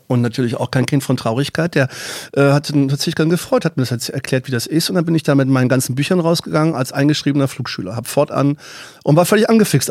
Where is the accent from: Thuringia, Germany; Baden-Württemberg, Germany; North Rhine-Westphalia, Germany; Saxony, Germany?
Baden-Württemberg, Germany; moved away; aus meiner alten Heimat Baden-Württemberg